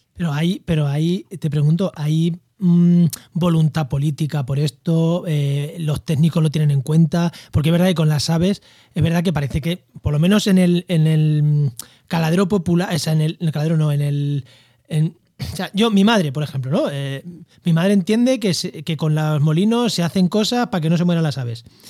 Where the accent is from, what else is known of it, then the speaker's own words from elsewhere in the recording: Albacete, Castilla-La Mancha, Spain; also born or lived in Campo de Gibraltar; now in Úbeda, Spain; Yo, soy de Albacete y he vivido en, el campo de Gibraltar